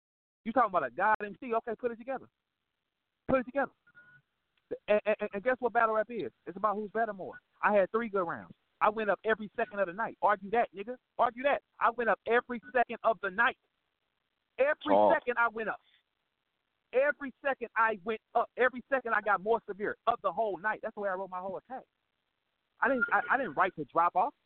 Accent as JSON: {"language": "English", "town": "St. Louis", "region": "Missouri", "country": "United States", "said": "I ain't from New York. I'm from St. Louis"}